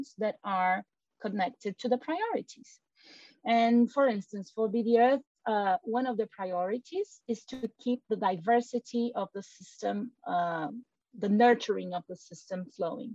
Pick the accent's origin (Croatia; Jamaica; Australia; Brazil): Brazil; first language Portuguese; English is a second language; I am originally Brazilian, and my mother language is Portuguese